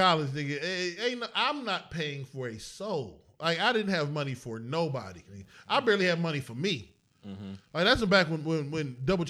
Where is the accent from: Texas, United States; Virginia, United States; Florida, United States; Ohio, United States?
Ohio, United States; East Cleveland; I was from East Cleveland.